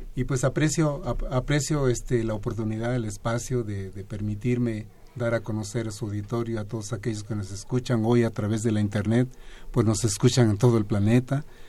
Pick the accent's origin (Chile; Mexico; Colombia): Mexico; Guerrero; now in Mérida, Mexico; yo soy de Gilotepec, un poblado pequeño del estado de Guerrero